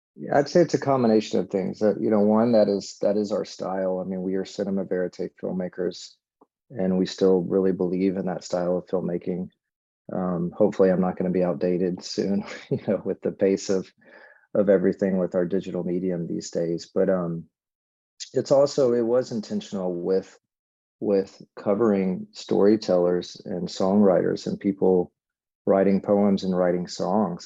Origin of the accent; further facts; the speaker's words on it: Little Rock, Arkansas, United States; I grew up in Little Rock, Arkansas